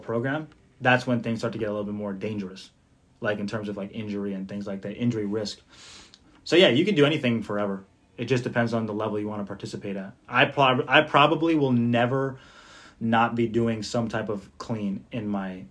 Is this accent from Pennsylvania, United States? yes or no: no; Jersey City, New Jersey, United States; my hometown of Jersey City